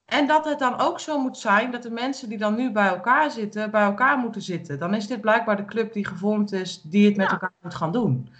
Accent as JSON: {"language": "Dutch", "region": "Utrecht", "country": "Netherlands", "moved": "as an adult", "lives_now": "Ermelo, Netherlands", "said": "Ik kom natuurlijk uit de grote stad. Ik ben vanuit de grote stad waarvan ik kom uit Utrecht"}